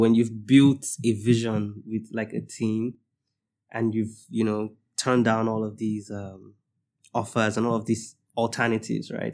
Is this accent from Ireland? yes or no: no; Nigeria; I'm gonna speak from the Nigerian perspective